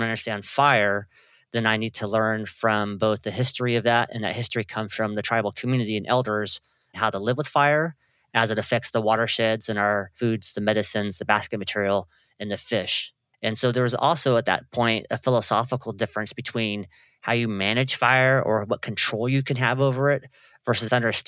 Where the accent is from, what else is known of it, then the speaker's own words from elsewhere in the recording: Trinidad, California, United States; growing up in Trinidad. It's a small fishing town located north of Eureka and Arcata.